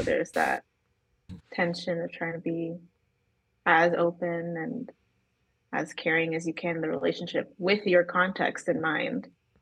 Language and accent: English; Toronto, Ontario, Canada; moved away as an adult; also born or lived in Chicago; now in Denver, United States; I was born and raised in Scarborough, Ontario